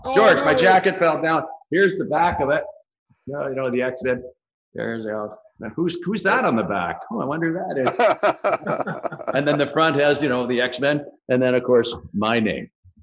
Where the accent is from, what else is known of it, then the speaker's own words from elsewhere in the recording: Dublin, Leinster, Ireland; born there; So since I was that close, I was born in Dublin.